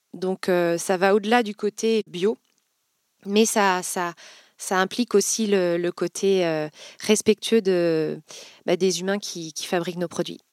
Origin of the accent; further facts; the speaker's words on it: Vendée, Pays de la Loire, France; moved away as an adult; now in Nantes, France; Je suis originaire de Vendée, donc voisine, et, et j'ai fait mes études à Nantes